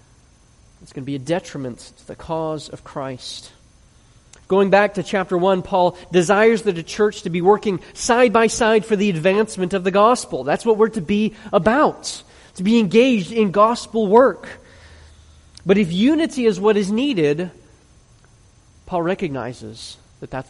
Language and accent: English; Chicago, Illinois, United States; I grew up in Chicago when we got all kinds of snow